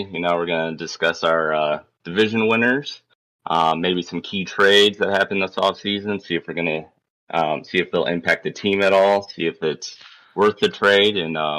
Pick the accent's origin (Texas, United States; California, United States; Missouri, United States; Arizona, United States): Arizona, United States; Phoenix; Chris and I grew up in Phoenix, you know, and ever since we're, what, 9, 10 years old, been hyper competitive against each other